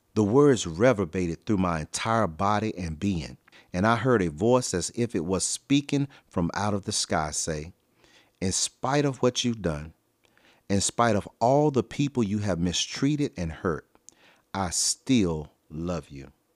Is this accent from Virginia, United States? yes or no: yes; Virginia, United States; I was raised in one of the roughest neighborhoods of my hometown in Virginia